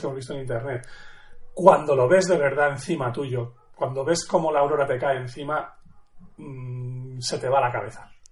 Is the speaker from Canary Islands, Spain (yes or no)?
no; Madrid, Community of Madrid, Spain; yo nací en Madrid eh, hace ya la friolera 42.